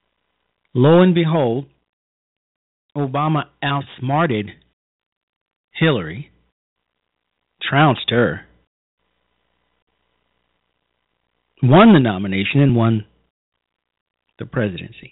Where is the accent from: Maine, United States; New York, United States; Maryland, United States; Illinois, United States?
Illinois, United States; back home in my home state